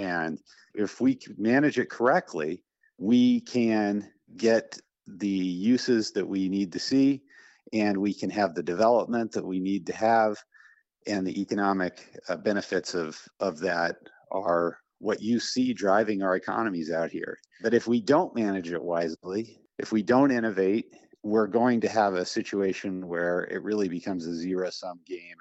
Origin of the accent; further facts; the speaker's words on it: Western Slope of Colorado, United States; I'm a fifth generation Coloradan, originally from the western slope of Colorado